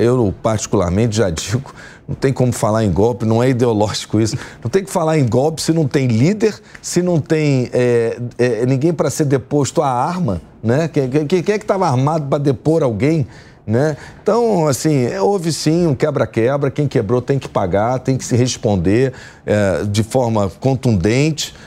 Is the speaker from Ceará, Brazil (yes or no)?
no; Rio de Janeiro, Brazil; sou do Rio de Janeiro